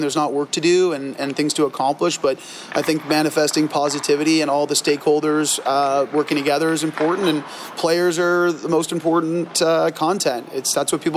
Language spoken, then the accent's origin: English; Toronto, Ontario, Canada; I'm a Canadian. I grew up in Toronto, so on the other part of the country.